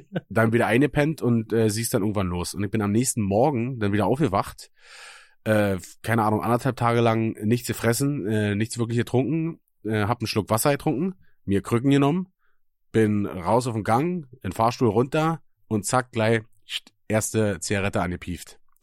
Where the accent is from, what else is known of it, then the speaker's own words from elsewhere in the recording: Germany; moved away; aus Münchenberg, weißt du, da wo ich herkomme